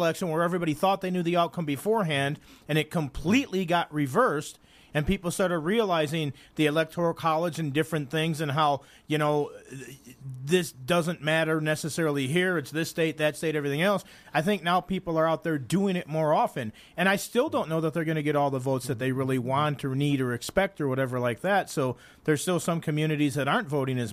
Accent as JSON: {"language": "English", "town": "Chicago", "region": "Illinois", "country": "United States", "moved": "yes", "lives_now": "Nevada, United States", "said": "I'm from Chicago"}